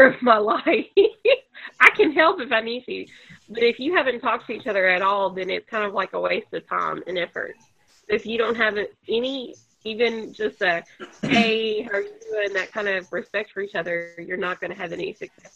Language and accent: English; Georgia, United States; moved away as an adult; also born or lived in Kentucky; now in Fort Payne, United States; But I'm from the South, or I grew up in Georgia, and I teach in Georgia